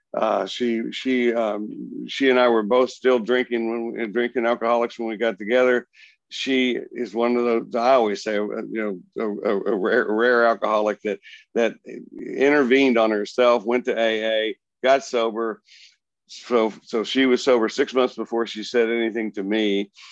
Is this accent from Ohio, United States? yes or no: no; Plainview, Texas, United States; I grew up in the little town of Plainview, Texas, between Amarillo and, and Lubbock